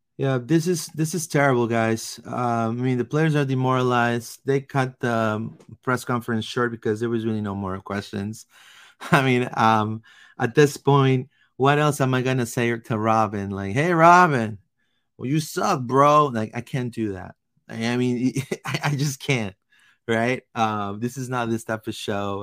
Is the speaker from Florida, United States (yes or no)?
yes; Orlando, Florida, United States; also born or lived in Peru / Sanford, Florida; I grew up in Orlando. I went to Olympia High School